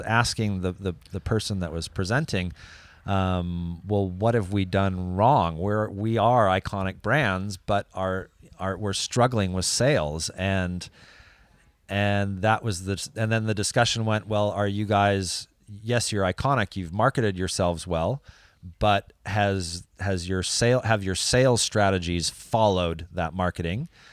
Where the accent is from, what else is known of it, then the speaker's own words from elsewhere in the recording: California, United States; now in France; growing up in California